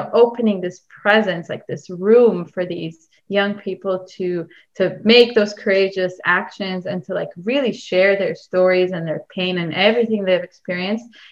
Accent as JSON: {"language": "English", "country": "Israel", "moved": "yes", "said": "I come from Israel"}